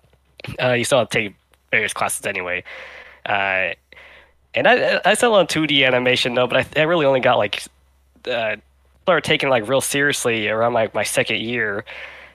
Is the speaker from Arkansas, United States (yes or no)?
yes; Arkansas, United States; moved away as an adult; also born or lived in New York; I grew up in Arkansas, and there's literally no animation classes in there whatsoever.